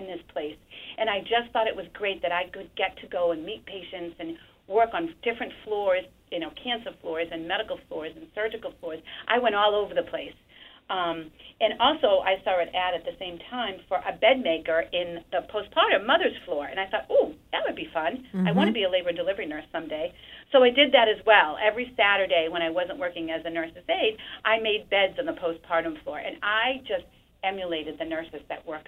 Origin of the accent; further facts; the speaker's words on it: Salem, Massachusetts, United States; when I was a little girl, I grew up in Castle Hill in Salem